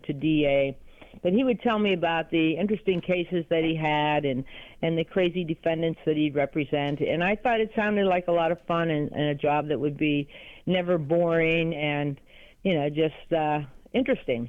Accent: New Kensington, Pennsylvania, United States; I am from New Kensington, Pennsylvania

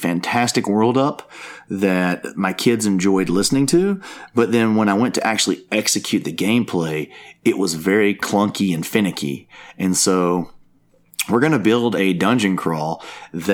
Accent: Tuscaloosa, Alabama, United States; I'm from Tuscaloosa, and so our city is called the Druid City. It is based off the huge oak trees that we have here.

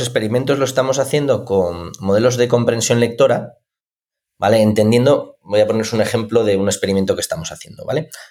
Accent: Asturias, Spain; yo soy de Asturias

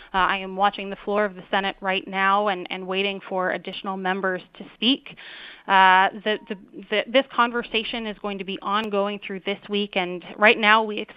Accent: Wyoming, United States; I'm from Wyoming

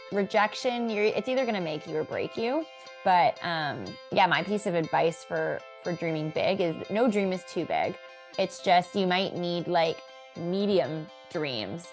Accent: Vancouver, British Columbia, Canada; I am born and raised in Vancouver, B C

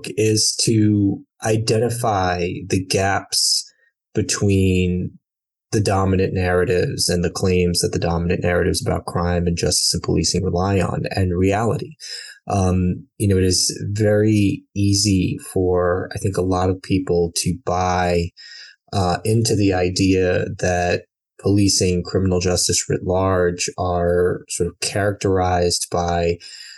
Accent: New York, United States; also born or lived in Brooklyn / Long Island; I am born and raised in New York, originally from Brooklyn, born in the mid-80s, so lived in Brooklyn through the end of the 80s into the mid-90s when my family decided to move out to Long Island

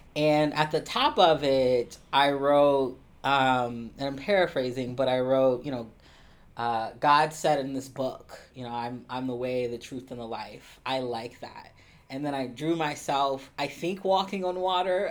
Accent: Columbus, Ohio, United States; I'm originally from Columbus, Ohio. I'm a, a Midwesterner through and through

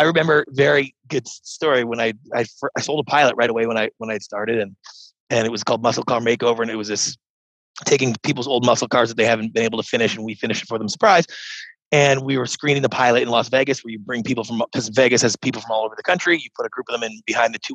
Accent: Canada; moved away as an adult; now in United States; I grew up in Canada as a serial entrepreneur

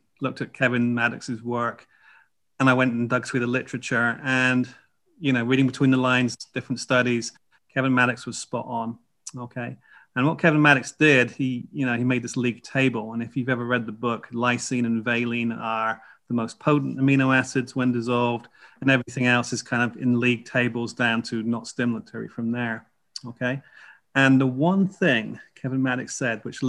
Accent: North Dorset, South West England, United Kingdom; moved away as an adult; also born or lived in Chicago, United States; now in United States; I grew up in Dorset, actually, North Dorset.

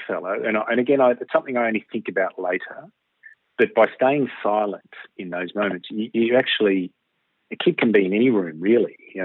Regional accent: Melbourne, Victoria, Australia; I was born in Mount Waverley in the suburbs of Melbourne when it was an outer suburb and we had no sewage and an outdoor dunny

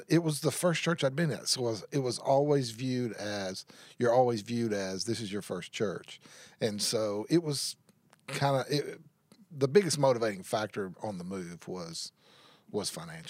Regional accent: Tyler, Texas, United States; moved away as an adult; also born or lived in North Carolina; now in Bossier City, United States; I grew up in Tyler, Texas

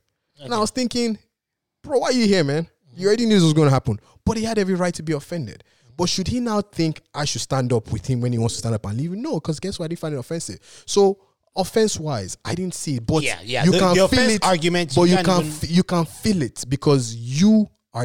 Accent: Nigeria; I'm Nigerian

